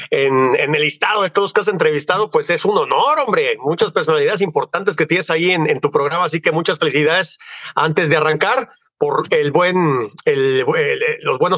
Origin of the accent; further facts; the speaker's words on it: Acapulco, Guerrero, Mexico; also born or lived in Mexico City / Guadalajara; pero yo soy oriundo de Acapulco, nací en Acapulco ya hace muchísimos años